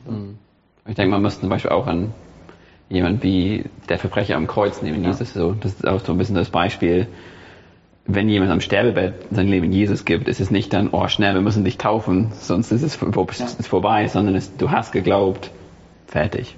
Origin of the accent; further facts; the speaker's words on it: England, United Kingdom; German is a second language; now in Germany; ich bin in der anglikanischen Kirche aufgewachsen. Ich komme aus England